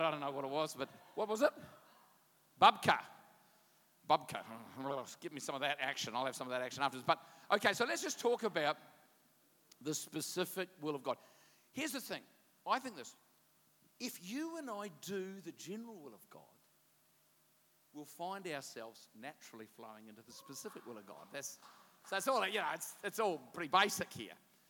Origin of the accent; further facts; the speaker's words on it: New Zealand; I'm a Kiwi